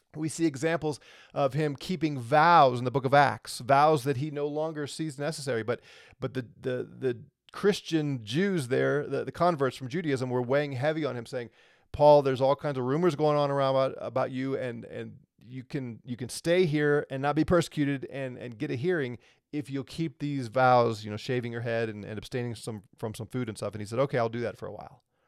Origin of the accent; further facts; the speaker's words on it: St. Louis, Missouri, United States; I'm a natural born U S citizen, born in Saint Louis, Missouri. I live here in America